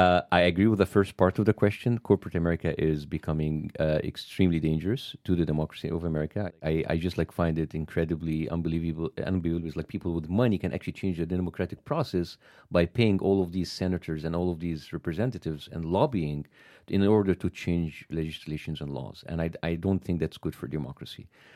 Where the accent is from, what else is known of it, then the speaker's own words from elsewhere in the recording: Dhaka, Dhaka Division, Bangladesh; Just like, you know, yeah, I am from Dhaka. I'm from Bangladesh.